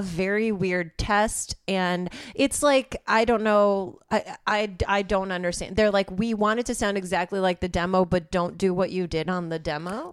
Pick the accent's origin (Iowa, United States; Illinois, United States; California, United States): Illinois, United States; suburbs of Chicago; moved away as an adult; now in Los Angeles, United States